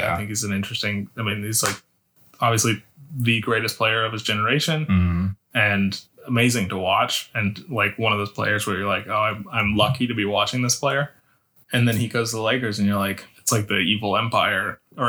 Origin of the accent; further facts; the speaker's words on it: Bronx, New York, United States; I grew up in the Bronx. I love the Yankees.